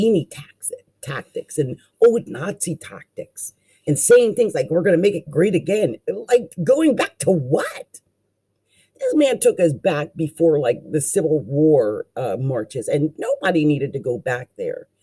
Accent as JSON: {"language": "English", "area": "Delaware Valley", "region": "New Jersey", "country": "United States", "tie": "born or raised there", "said": "I'm from the Delaware Valley. I was raised in New Jersey"}